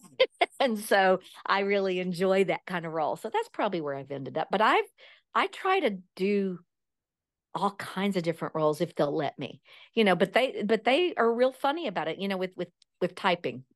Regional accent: East Texas, United States; I grew up in East Texas

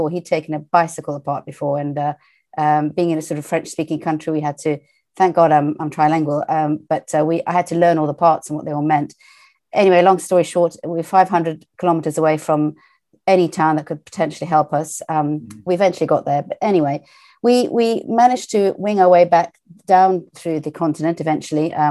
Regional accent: United Kingdom; I grew up trilingual um, and finished my schooling in the UK. Um, I would say culturally, I'm British

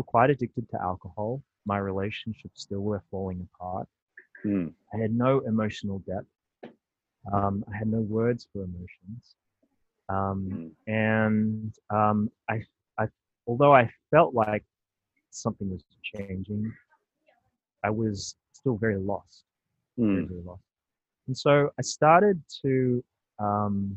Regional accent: Australia; I was born and raised in Australia

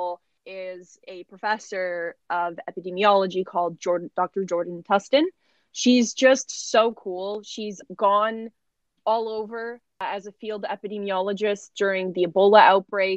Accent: New Zealand; I'm actually from New Zealand

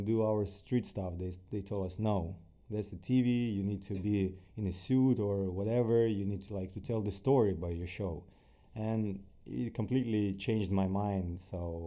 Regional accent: Ukraine; accent: Russian; English is a second language; moved away as an adult; now in United States; from Ukraine

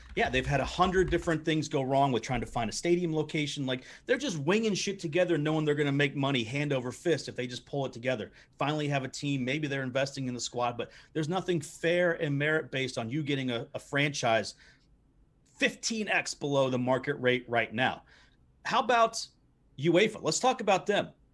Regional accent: United States

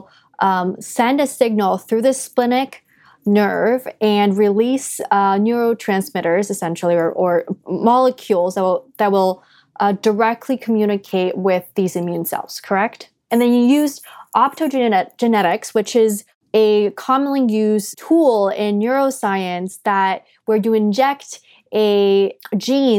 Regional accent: China; moved away; I grew up in China when I was younger.

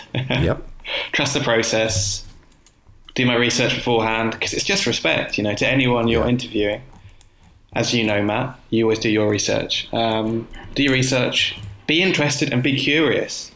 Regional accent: Croydon, London, United Kingdom; also born or lived in Herne Hill, London; Croydon, which is my hometown

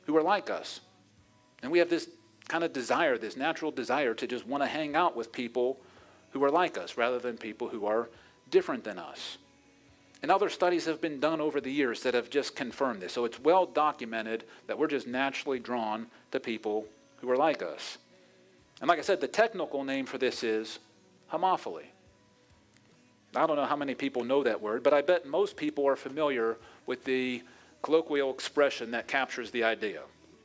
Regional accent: Pittsburgh, Pennsylvania, United States; my hometown of Pittsburgh

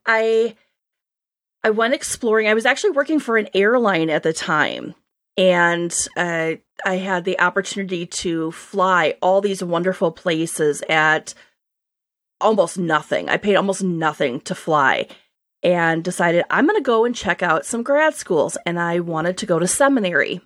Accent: Wisconsin, United States; accent: upper Great Lakes; now in Boston, United States; I grew up in Wisconsin, and my accent every so often will come out. So you upper Great Lakes people will think I sound very normal. Um, but I now live in Boston.

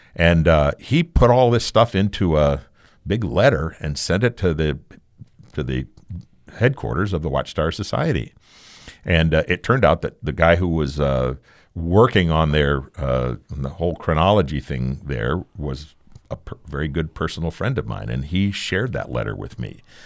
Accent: Arizona, United States; moved away as an adult; also born or lived in Connecticut; I, I'm an Arizona boy.

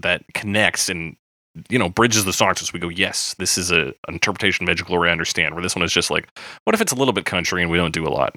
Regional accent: Canada; we count as Canadian content

